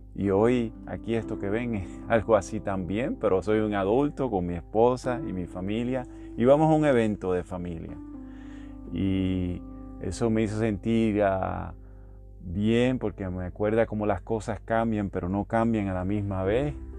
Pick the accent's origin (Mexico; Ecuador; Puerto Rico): Puerto Rico; moved away; casi todos los que somos del área de Puerto Rico de Latinoamérica